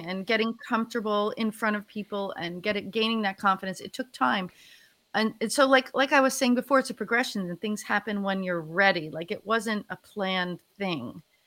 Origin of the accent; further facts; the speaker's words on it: New Jersey, United States; moved away as an adult; also born or lived in Philadelphia area; now in Philadelphia, United States; I'm originally from North Jersey, um, actually right outside of New York City